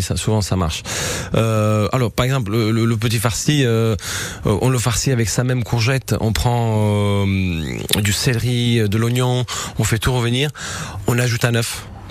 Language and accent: French; Southern Italy, Italy; now in France; je viens du sud de l'Italie